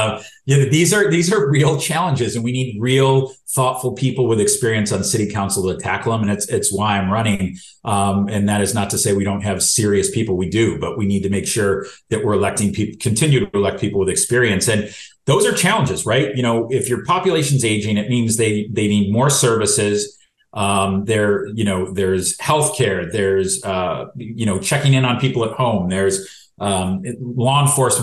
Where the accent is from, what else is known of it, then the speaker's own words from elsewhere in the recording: Rochester, New York, United States; now in Canandaigua, United States; I grew up in Rochester and went to Hobart